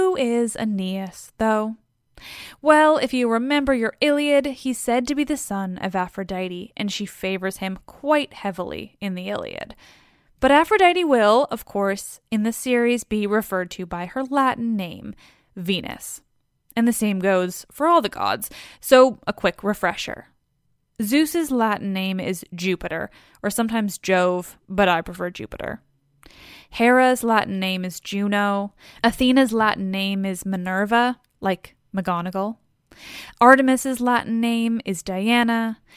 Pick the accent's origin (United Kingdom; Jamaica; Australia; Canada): Canada; I'm Canadian, and also our Vancouver is like a million, jillion times bigger